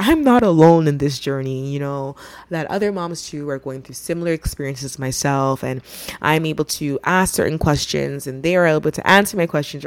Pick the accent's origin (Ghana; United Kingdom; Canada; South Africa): Ghana; I'm from Ghana, which is in West Africa